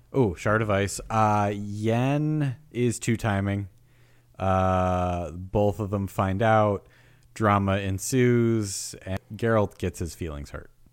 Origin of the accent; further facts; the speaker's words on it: New York, United States; moved away; also born or lived in the South; I grew up in New York